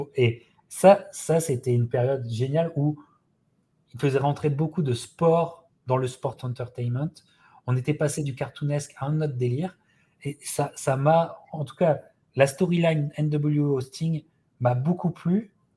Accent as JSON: {"language": "French", "country": "France", "said": "en tant que Français"}